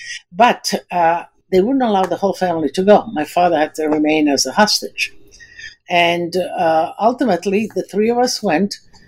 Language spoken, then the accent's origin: English; Istria County, Croatia; I come from Istria. Istria is now Croatia, but it was Italy until World War II.